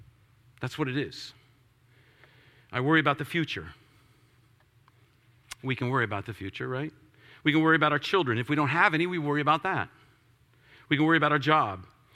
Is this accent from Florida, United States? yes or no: yes; Florida, United States; As I was a kid, I grew up a lot in Florida, and so I spent a lot of time on the beach and did a lot of time doing that kind of stuff.